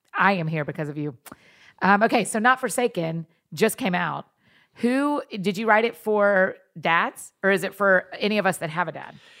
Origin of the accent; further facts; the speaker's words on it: Kennesaw Mountain area, Georgia, United States; moved away; I am in my hometown